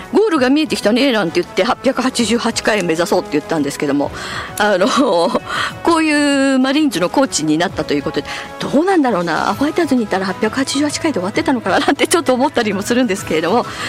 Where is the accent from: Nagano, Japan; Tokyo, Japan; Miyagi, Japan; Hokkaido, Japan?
Hokkaido, Japan; 北海道民